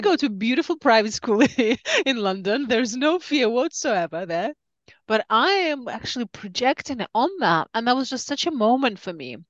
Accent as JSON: {"language": "English", "region": "Siberia", "country": "Russia", "tie": "born or raised there", "moved": "yes", "said": "I grew up in Siberia during communism time"}